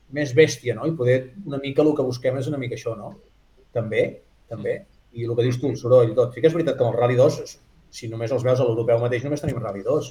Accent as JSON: {"language": "Catalan", "area": "Girona", "region": "Catalonia", "country": "Spain"}